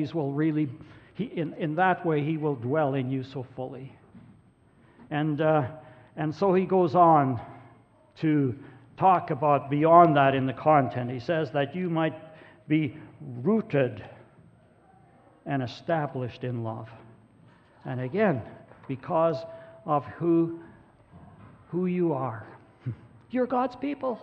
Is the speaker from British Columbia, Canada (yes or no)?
no; Grande Prairie, Alberta, Canada; I'm Norwegian, or I'm a farmer, grew up around Grand Prairie, Alberta.